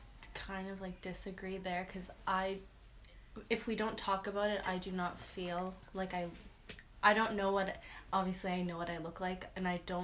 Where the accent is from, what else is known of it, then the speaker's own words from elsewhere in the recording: Liverpool, Nova Scotia, Canada; now in Halifax, Canada; Yeah, I guess I also am Middle Eastern descendant. My parents are Lebanese, therefore I am Lebanese, but I'm Canadian, born and raised.